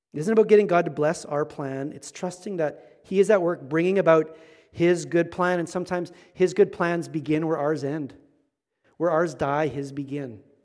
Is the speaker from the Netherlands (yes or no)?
no; Manitoba, Canada; Manitoba. I'm from Manitoba.